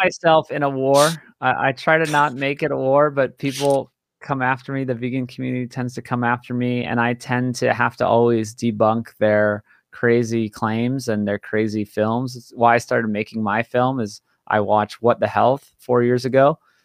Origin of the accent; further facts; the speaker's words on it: Hawaii, United States; born and raised in Hawaii